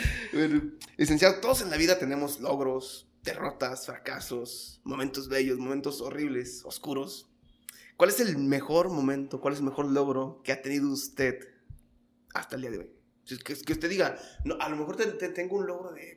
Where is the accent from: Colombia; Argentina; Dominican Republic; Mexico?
Mexico; como buen mexicano